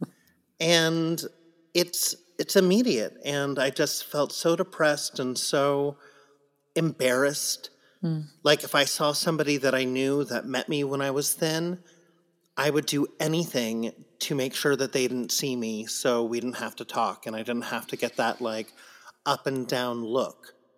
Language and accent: English; San Diego, California, United States; I grew up in San Diego